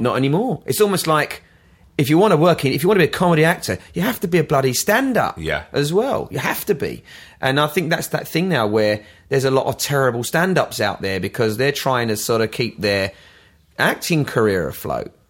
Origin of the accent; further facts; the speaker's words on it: London, United Kingdom; moved away as an adult; also born or lived in Brighton / United States; now in Worthing, United Kingdom; I'm a Londoner, and I I moved out. I lived in Brighton for 16 years